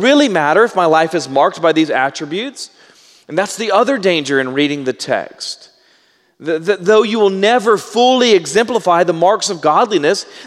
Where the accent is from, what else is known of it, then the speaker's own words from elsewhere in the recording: Baytown, Texas, United States; I'm from Baytown, and so if I mispronounce it, I know the correct pronunciation. I'm just from Southeast Texas, and so I pronounce words incorrectly.